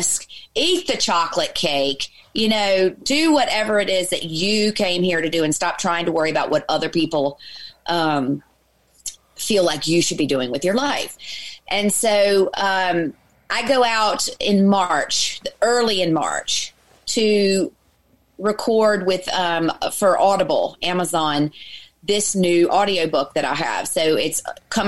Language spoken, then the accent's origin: English; Virginia, United States; moved away as an adult; also born or lived in Los Angeles; now in Ireland; I'm from Virginia originally. And so I'm a southerner